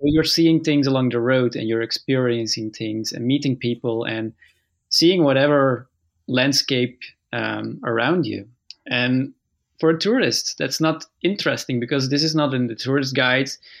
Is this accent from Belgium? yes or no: yes; Flanders, Belgium; moved away; also born or lived in Leuven, Belgium; That's where I was born, and then I moved with my parents to the north of Belgium, where I basically lived my whole life